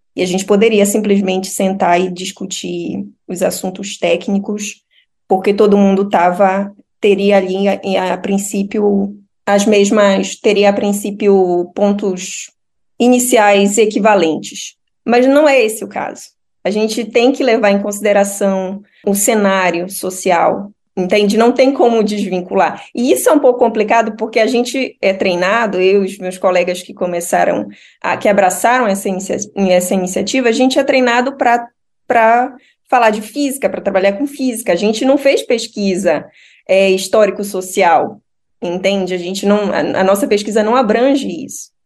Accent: Pará, Brazil; moved away as an adult; also born or lived in Espírito Santo; now in Jyväskylä, Finland; eu sou paraense

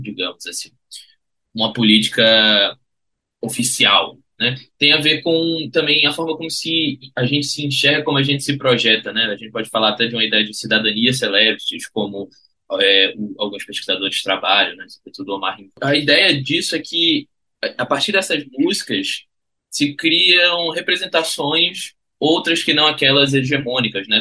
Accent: Recife, Pernambuco, Brazil; Eu sou de Recife e a minha vida toda brinquei carnaval em Recife

